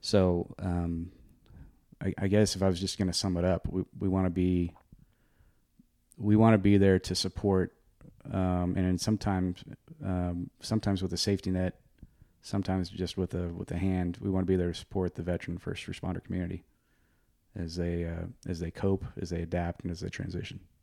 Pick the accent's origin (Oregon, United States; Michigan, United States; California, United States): Oregon, United States; I'm from Oregon.